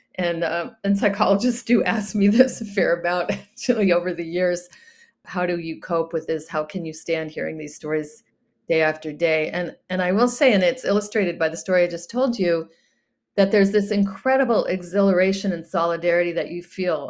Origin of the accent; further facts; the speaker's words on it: United States; as an American